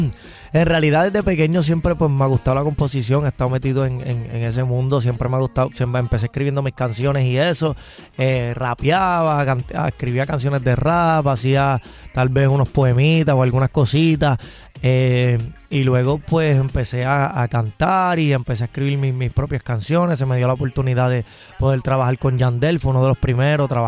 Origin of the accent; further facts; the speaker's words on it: Bridgeport, Connecticut, United States; born there; Sí, yo nací, yo nací eh, en el, estado de Connecticut, sí. Yo nací en Bridgeport, Connectic